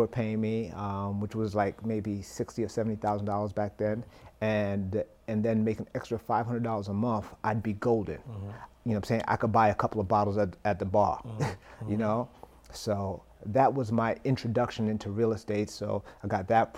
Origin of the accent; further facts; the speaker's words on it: New York City, New York, United States; I'm from Flatbush, Brooklyn, right? And my parents. Mother worked at a hotel. Dad worked as a taxi driver